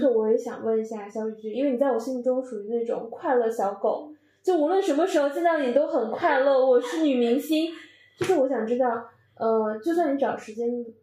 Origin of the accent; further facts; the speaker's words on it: Northeast China, China; moved away as an adult; now in Beijing, China; 我是一个东北人